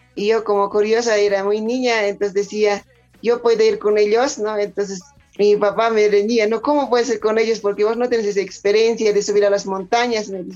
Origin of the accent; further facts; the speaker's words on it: Chucura, La Paz, Bolivia; now in El Alto, Bolivia; en mi pueblo